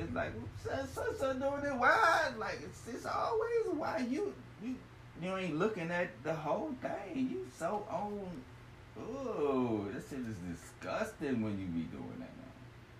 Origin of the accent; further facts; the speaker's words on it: Ohio, United States; Growing up in Ohio, thinking white is right and this.